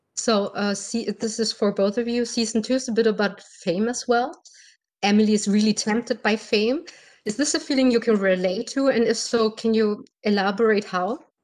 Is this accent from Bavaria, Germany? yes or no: no; Berlin, Germany; English is a second language; I'm from Berlin, Germany.